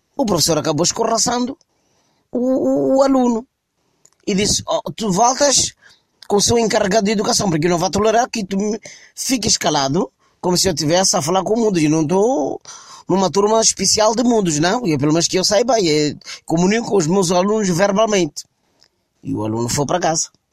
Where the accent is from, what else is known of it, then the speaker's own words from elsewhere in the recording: Mozambique; no meu país, em Moçambique